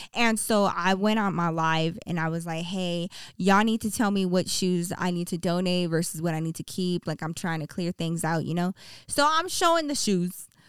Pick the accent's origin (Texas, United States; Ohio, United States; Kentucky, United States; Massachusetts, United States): Texas, United States; I grew up in Texas. We had nothing but hardwood floors.